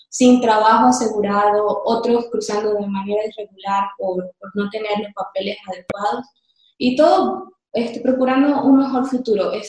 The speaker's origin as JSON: {"language": "Spanish", "country": "Venezuela", "also_born_or_lived": "Colombia / Argentina", "moved": "as an adult", "said": "el, primer día que salimos de Venezuela por el paso fronterizo en, el puerto de Santander, es un municipio colombiano."}